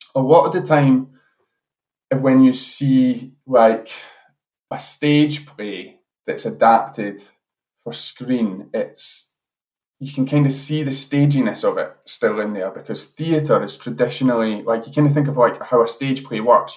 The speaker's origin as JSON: {"language": "English", "town": "Edinburgh", "region": "Scotland", "country": "United Kingdom", "moved": "as an adult", "lives_now": "Glasgow, United Kingdom", "said": "I'm originally from Edinburgh"}